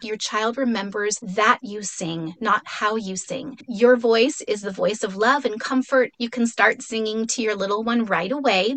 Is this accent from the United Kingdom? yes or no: no; Mexico City, Mexico; first language Spanish; English is a second language; now in San Diego, United States; I'm originally from Mexico City, so Spanish is my first language